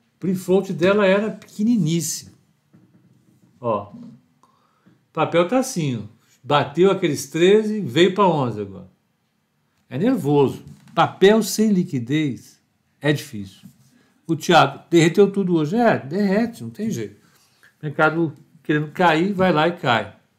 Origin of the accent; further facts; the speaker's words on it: Brazil; eu, eu sou brasileiro